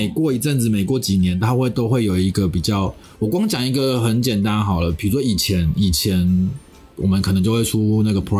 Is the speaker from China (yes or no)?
no; southern Taiwan, Taiwan; 因为我从南部上来的，所以还要缴房租，算是有点吃紧。